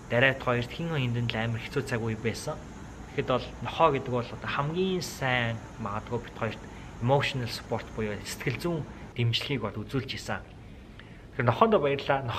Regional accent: Mongolia; moved away as an adult; now in United States; би монгол хүн

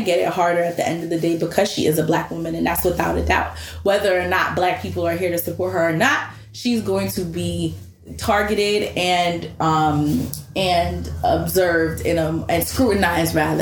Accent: New York, United States; I'm from New York

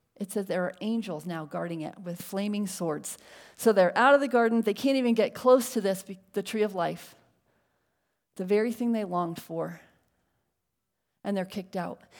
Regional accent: Connecticut, United States; now in La Mirada, United States; we grew up in Connecticut

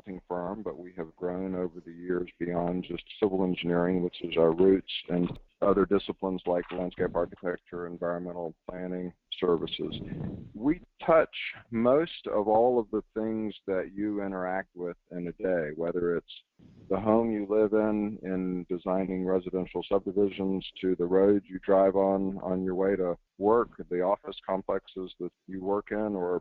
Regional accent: Jacksonville, Florida, United States; moved away as an adult; also born or lived in South Carolina; I was born and raised in Jacksonville, Florida

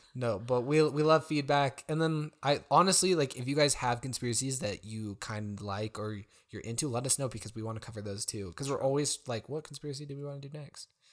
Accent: United States; as an American, but, like, we've also spent time outside of the U S

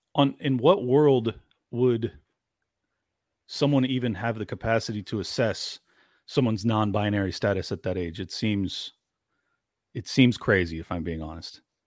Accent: San Diego, California, United States; I'm from San Diego, product of a twice divorced family.

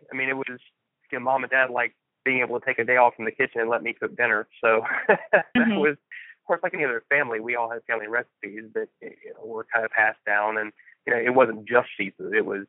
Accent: Florida, United States; growing up in Florida, I mean, seafood is sort of a birthright.

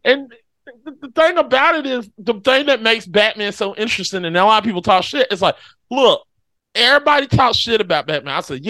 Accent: Sunnyside, California, United States; I'm actually from Sunnyside, California. I'm a white dude that loves the beach.

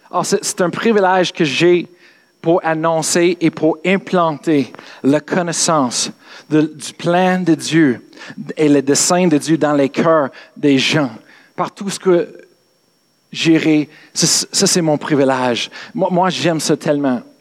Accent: England, United Kingdom; French is a second language; parce que moi je suis anglais, excuse, dans les, les, les Bibles anglaises aussi, c'est la même chose.

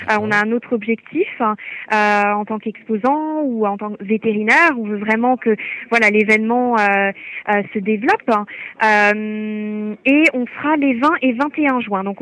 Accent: Fribourg, Switzerland; Je viens de Suisse, euh, dans la région d'Estavayer.

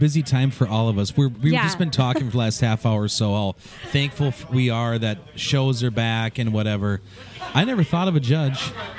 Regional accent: Turtle Lake, Wisconsin, United States; my hometown of Turtle Lake, Wisconsin.

